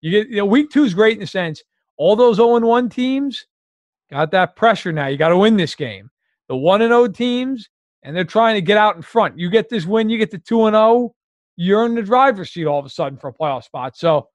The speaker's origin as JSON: {"language": "English", "region": "New York", "country": "United States", "tie": "born or raised there", "said": "I grew up in New York."}